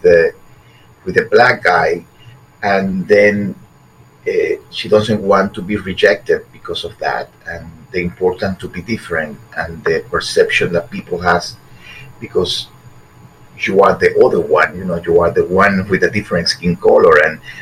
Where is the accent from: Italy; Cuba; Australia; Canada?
Cuba; Havana; moved away; also born or lived in Guantanamo, Cuba / Miami, United States; We moved from Guantanamo to Havana